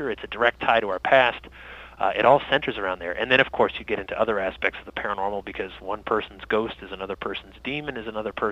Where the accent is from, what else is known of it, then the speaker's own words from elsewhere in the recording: Massachusetts, United States; born there; I was born in Massachusetts, but I, I lived all over and came back in, in 2002